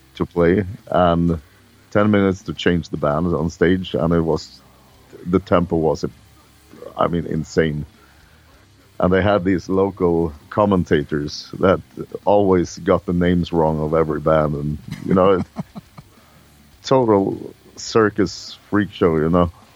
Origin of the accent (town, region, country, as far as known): Sweden